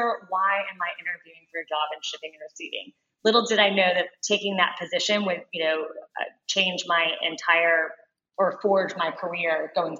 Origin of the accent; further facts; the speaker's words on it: Louisville, Kentucky, United States; moved away as an adult; also born or lived in Atlanta, Georgia; So I'm originally from Louisville, Kentucky.